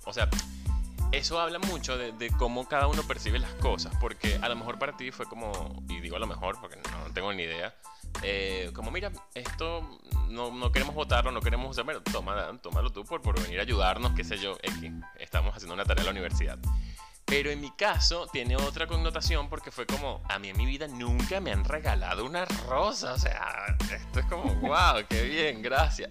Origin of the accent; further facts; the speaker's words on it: Venezuela; moved away as an adult; also born or lived in San Juan de los Morros; Soy venezolano, comunicador social, locutor profesional y community manager. También soy emigrante